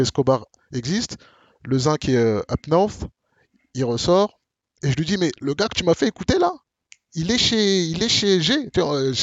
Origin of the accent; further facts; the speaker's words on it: Marne-la-Vallée, Île-de-France, France; nous on vient de Marne-la-Vallée. Moi, à Bamil, on vient de Marne-la-Vallée